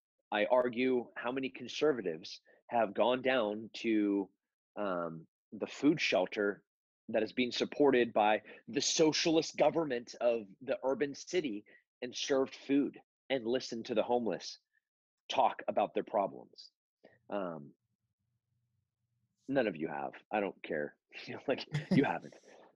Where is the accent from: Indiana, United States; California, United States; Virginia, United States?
California, United States; also born or lived in Texas; I'm a Texan, and before that I was from kind of Countryville, California.